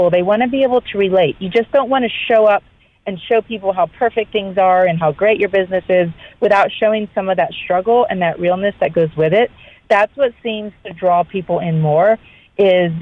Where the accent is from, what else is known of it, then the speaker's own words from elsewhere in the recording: Florida, United States; moved away as an adult; now in Georgia, United States; growing up in Florida and living there my whole life